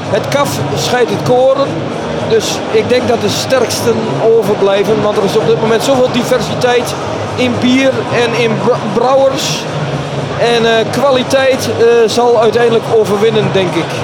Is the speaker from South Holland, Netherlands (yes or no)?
no; Overijssel, Netherlands; Al ben ik zelf Twentenaar.